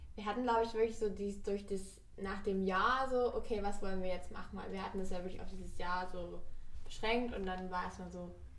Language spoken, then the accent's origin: German; Erzgebirge, Saxony, Germany; moved away as an adult; now in Berlin, Germany; ich komme aus dem Erzgebirge, aus Sachsen.